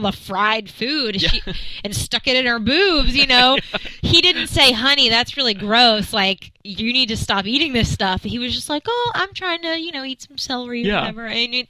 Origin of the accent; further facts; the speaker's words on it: Alabama, United States; I'm from Alabama.